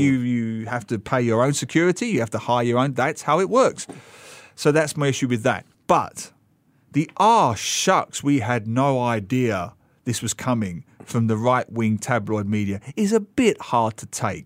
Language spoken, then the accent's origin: English; United Kingdom; as a Brit myself